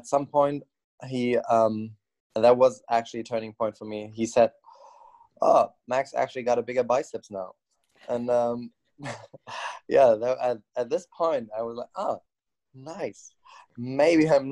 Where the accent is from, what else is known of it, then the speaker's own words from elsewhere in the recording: Bergisch Gladbach, North Rhine-Westphalia, Germany; now in Cologne, Germany; I grew up in Bergstadtbach